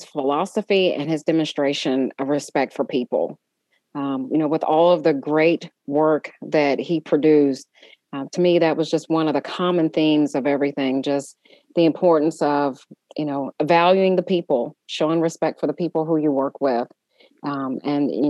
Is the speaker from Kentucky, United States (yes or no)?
yes; Louisville, Kentucky, United States; now in Indianapolis, United States; my hometown, Louisville, Kentucky